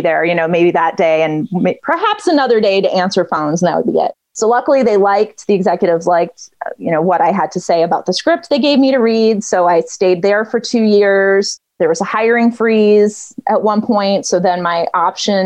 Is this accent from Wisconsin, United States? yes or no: yes; outside of Milwaukee, the Midwest, Wisconsin, United States; moved away as an adult; I grew up in the Midwest. I grew up outside of Milwaukee.